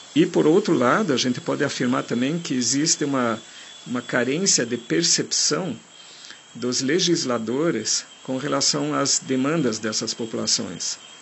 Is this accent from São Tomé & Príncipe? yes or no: no; Germany; accent: German; Portuguese is a second language; now in Brazil; eu sou de origem estrangeira, eu sou alemão de nascença, eu tenho um sotaque muito forte